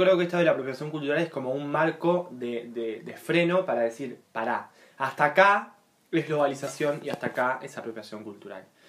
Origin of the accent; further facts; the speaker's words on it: Uruguay; nacimos acá, nacimos